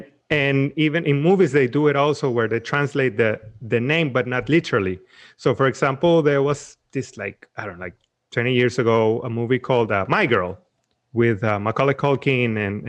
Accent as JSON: {"language": "English", "country": "Venezuela", "tie": "born or raised there", "moved": "yes", "said": "I grew up in Venezuela where everything, especially on TV, everything is dubbed."}